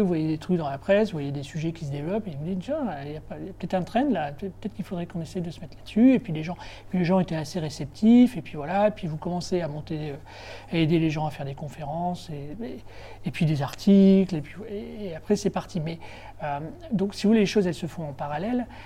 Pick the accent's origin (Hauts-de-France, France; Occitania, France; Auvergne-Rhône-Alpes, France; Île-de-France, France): Hauts-de-France, France; Béthune; moved away; also born or lived in Lille / Paris; je suis un, enfant du Nord, je suis né à Béthune, à quarantaine de kilomètres de, de Lille. Euh, et j'ai fait toutes mes études à Lille